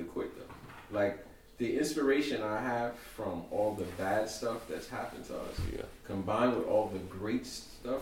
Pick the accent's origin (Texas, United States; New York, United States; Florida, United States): New York, United States; New York City; I grew up in Brownsville, Crown Heights